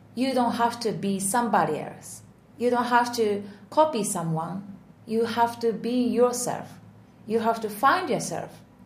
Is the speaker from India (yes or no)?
no; Japan; English is a second language; moved away as an adult; also born or lived in United States / Netherlands; I was born in Japan as a Japanese